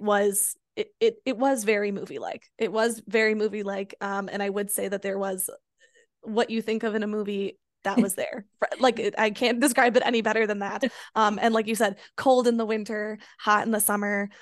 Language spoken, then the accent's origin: English; Chicago, Illinois, United States; moved away as an adult; now in Dublin, Ireland; I grew up in the Chicago suburbs, I lived in Chicago post grad.